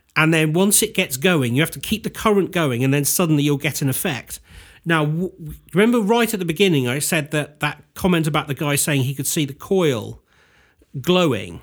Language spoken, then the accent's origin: English; United Kingdom; we do as British people